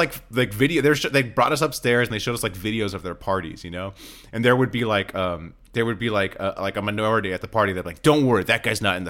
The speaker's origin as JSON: {"language": "English", "town": "Sierra Madre", "region": "California", "country": "United States", "tie": "born or raised there", "said": "I actually had a basement growing up."}